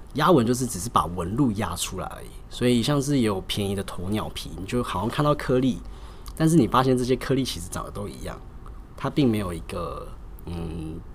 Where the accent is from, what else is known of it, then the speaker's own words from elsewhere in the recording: Zhongshan North Road, Taipei, Taiwan; 毕竟我是八十年代出生的，对。那我们鞋店其实一开始是开在中山北路一段，那大概好像是七十年的时候就开在那边了